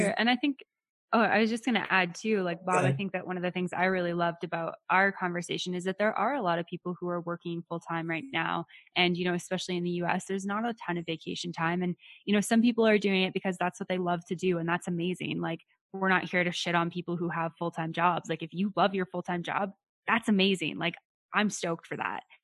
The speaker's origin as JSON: {"language": "English", "region": "Western Canada", "country": "Canada", "said": "I'm from Western Canada. Nobody speaks Spanish over here"}